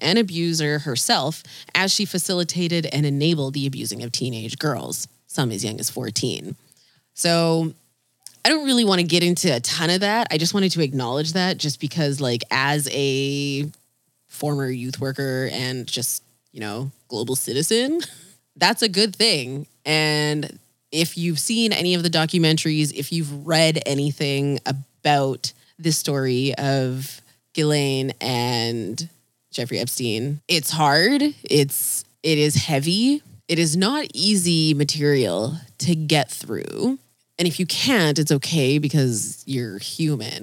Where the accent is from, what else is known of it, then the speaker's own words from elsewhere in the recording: Fiji; where are you from? And I'm like, Fiji